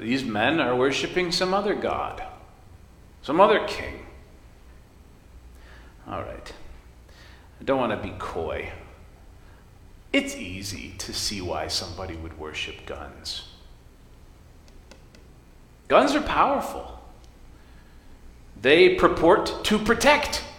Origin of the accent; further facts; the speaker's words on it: West Michigan, United States; I grew up in West Michigan in a family of hunters